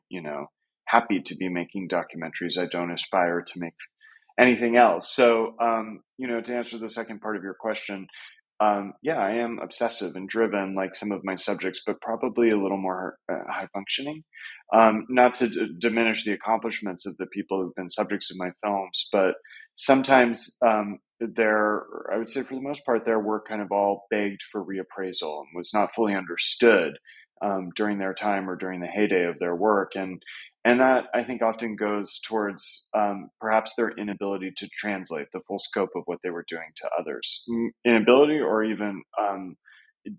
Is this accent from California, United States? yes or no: yes; California, United States; moved away as an adult; now in New York, United States; I grew up in California in the late 90s